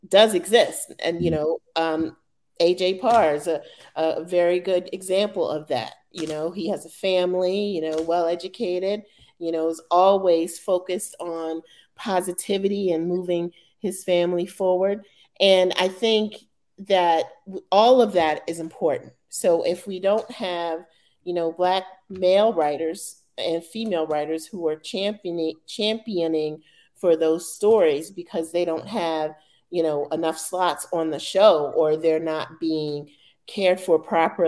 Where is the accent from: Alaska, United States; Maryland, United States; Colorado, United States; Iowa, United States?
Maryland, United States; Baltimore; I'm originally from Baltimore